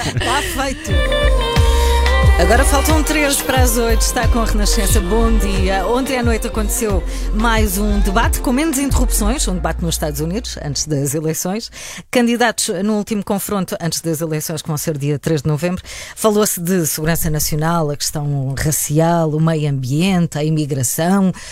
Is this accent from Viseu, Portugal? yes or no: no; Algarve, Portugal; Eu, como algarvia